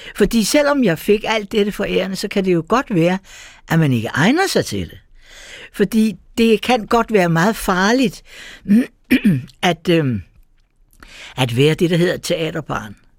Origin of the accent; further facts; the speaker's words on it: Copenhagen, Capital Region of Denmark, Denmark; jeg er født på Gamle Strand, lille tur hen over øh, øh, Havnegade, og så har jeg vokset op i Nyhavn. Så jeg er fra det eneste København